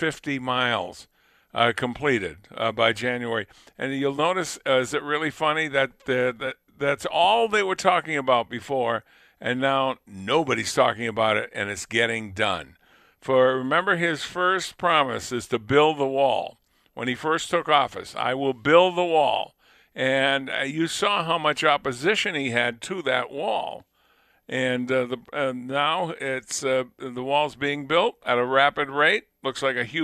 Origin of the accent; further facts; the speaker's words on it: Lunenburg, Massachusetts, United States; moved away; I was born and raised in Lunenburg